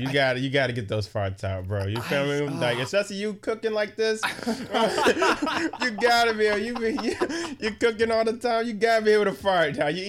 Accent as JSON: {"language": "English", "town": "Boston", "region": "Massachusetts", "country": "United States", "tie": "born or raised there", "said": "I'm from Roxbury."}